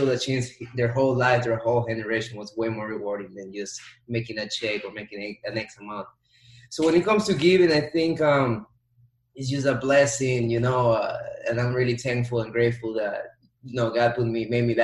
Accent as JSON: {"language": "English", "country": "Dominican Republic", "tie": "born or raised there", "also_born_or_lived": "New York, United States / Florida, United States", "moved": "as an adult", "said": "born in New York, raised in Dominican Republic"}